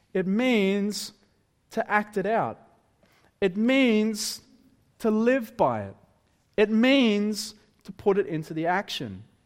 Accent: Wollongong, New South Wales, Australia; moved away; I'm originally from Wollongong

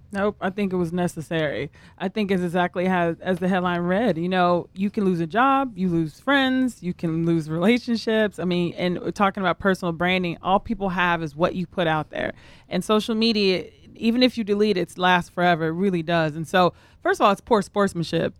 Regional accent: the South, United States; I'm from the South as well

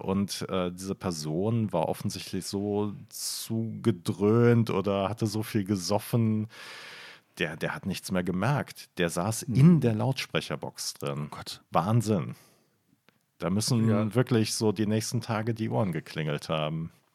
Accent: Bonn, North Rhine-Westphalia, Germany; ich bin halt in Bonn aufgewachsen

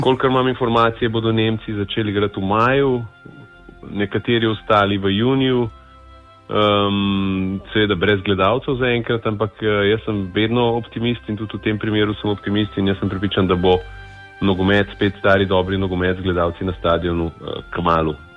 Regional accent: Slovenia

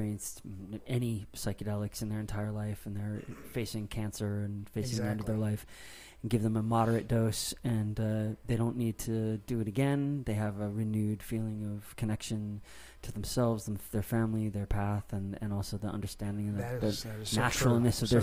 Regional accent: Los Angeles, California, United States; I'm from Hollywood.

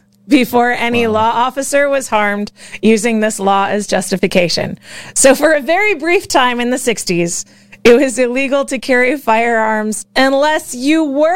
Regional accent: Florida, United States; I grew up in the Panhandle.

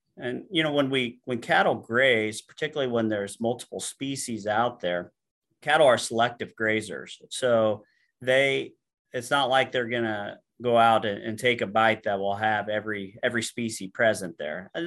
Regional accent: Alexis, Illinois, United States; I grew up in Western Illinois, uh, a little town called Alexis

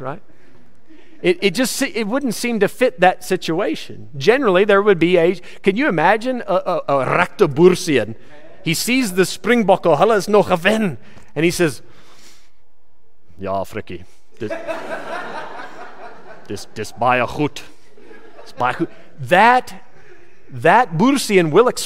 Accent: United States; now in South Africa; I'm an American in South Africa

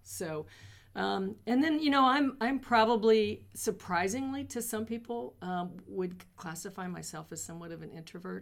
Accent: North Missouri, United States; also born or lived in Kansas City, Missouri; now in Columbia, United States; I grew up in North Missouri on a farm

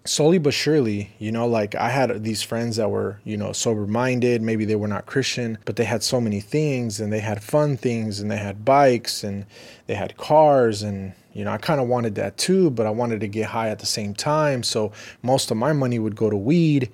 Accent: Riverside, California, United States; also born or lived in Los Angeles; growing up in Riverside, it was more slower

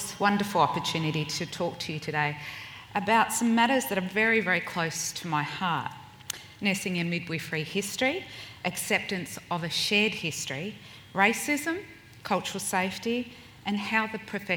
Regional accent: Point Pearce, South Australia, Australia; being a Noongar Kaurna woman means I come from the York Peninsula in South Australia, and more specifically from a little place called Point Pierce Mission

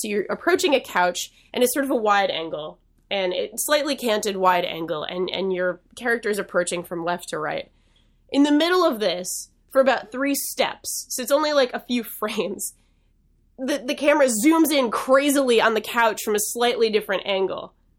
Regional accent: Massachusetts, United States; accent: Boston; My natural accent. That's right. I did.

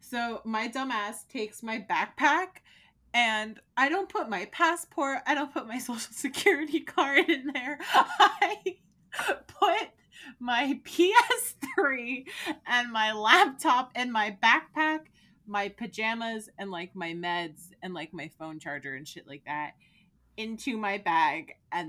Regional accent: New Jersey, United States; So even though I do live in New Jersey and I grew up in New Jersey, so New Jersey got it way worse than Connecticut.

